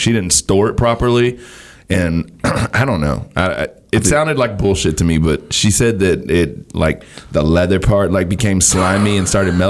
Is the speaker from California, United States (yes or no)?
no; Friendswood, Texas, United States; We grew up over in Friendswood